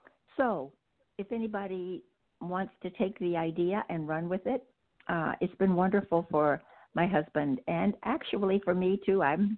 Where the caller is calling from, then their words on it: Boston, Massachusetts, United States; I am in the greater Boston area.